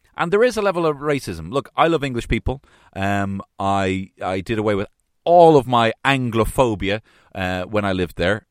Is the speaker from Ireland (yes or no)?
yes; Ireland; we, as Irish people, do have some stereotypes